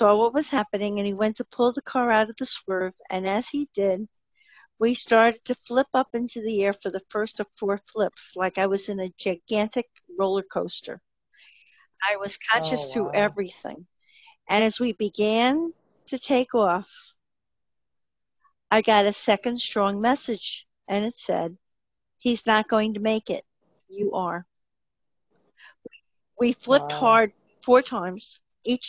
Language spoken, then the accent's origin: English; New Jersey, United States; as you can tell from my accent, I'm from New Jersey